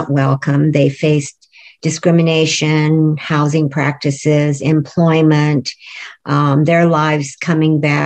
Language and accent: English; United States; I am an American